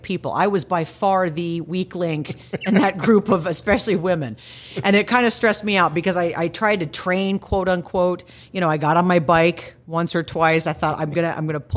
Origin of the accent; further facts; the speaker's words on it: Plano, Texas, United States; moved away; I grew up in Plano, so I grew up in Dallas